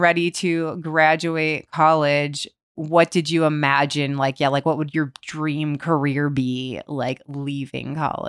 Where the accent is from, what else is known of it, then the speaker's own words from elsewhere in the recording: Ohio, United States; I think too, from growing up in Ohio and like going to Florida